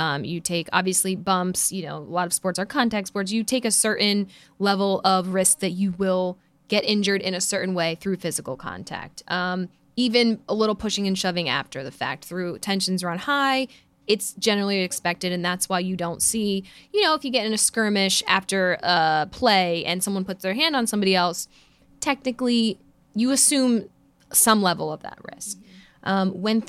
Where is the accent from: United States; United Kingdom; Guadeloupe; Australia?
United States; Philadelphia, Pennsylvania; I'm from Philly